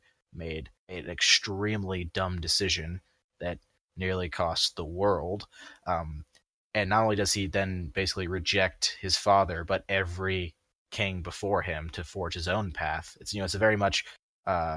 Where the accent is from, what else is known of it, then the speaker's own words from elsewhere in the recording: United States; as an American